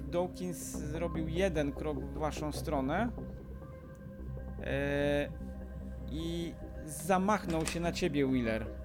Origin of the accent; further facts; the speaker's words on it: Iran; Polish is a second language; Nie, nie jest z moich {S2} stron, bo {S1} ja jestem z Iranu, a to jest Afganistan